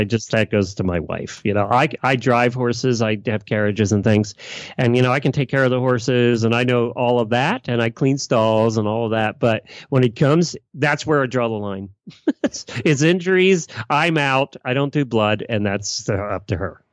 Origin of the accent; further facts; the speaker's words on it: Lancaster County, Pennsylvania, United States; growing up in Leicester County